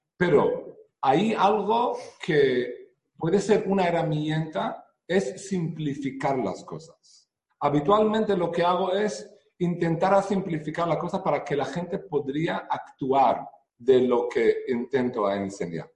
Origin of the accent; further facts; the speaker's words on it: Israel; Spanish is a second language; moved away as an adult; now in Spain; vivo aquí en España ya 10 años, pero nací en Israel eh, hace 45 años. Eh, yo crecí en una familia religiosa